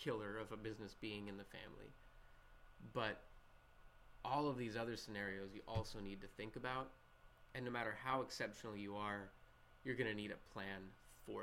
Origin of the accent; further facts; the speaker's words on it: Minnesota, United States; That's my home state